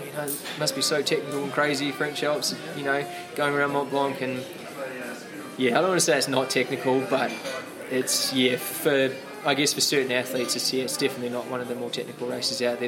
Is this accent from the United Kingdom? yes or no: no; New Zealand; as a kid growing up in New Zealand